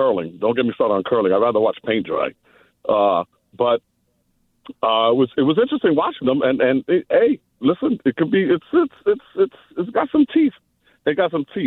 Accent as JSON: {"language": "English", "town": "New York City", "region": "New York", "country": "United States", "also_born_or_lived": "Toronto", "said": "I'm from the Bronx"}